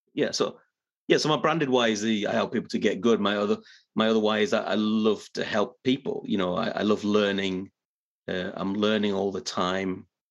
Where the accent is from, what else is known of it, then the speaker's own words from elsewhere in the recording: Middlesbrough, North East England, United Kingdom; now in Yorkshire, United Kingdom; I'm not originally from Yorkshire. I'm originally from a little bit further north and northeast, a place named Middlesbrough in the northeast of England